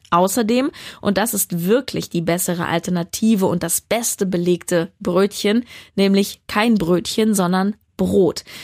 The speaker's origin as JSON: {"language": "German", "region": "Berlin", "country": "Germany", "said": "Currywurst ist auch ganz, ganz schlimm. Und das sage ich als Berlinerin."}